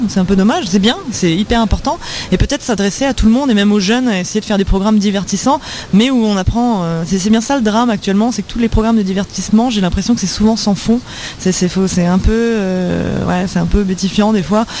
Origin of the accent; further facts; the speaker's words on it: France; chez nous en France